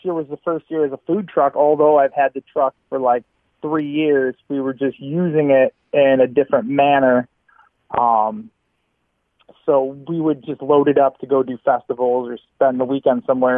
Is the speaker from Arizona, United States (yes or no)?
no; Syracuse, New York, United States; also born or lived in Oswego County, New York / Fayetteville, New York; I'm from the South Side. I'm so much from Syracuse